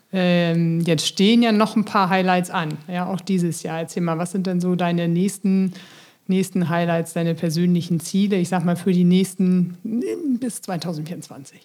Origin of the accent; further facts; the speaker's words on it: Bremen, Germany; als Bremer